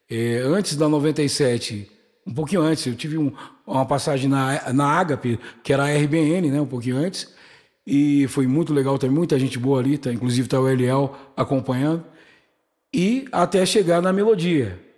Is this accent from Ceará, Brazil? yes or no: no; São Paulo, Brazil; Não sou, eu sou, eu sou paulistano. Nasci na cidade de São Paulo, capital. Morava no bairro Butantã.